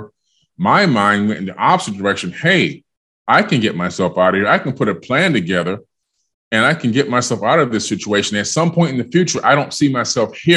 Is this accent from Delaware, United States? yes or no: no; Miami, Florida, United States; also born or lived in New York City, New York; I was born in New York, and then my parents decided when I was only six, just about to turn seven, to move to Miami, Florida.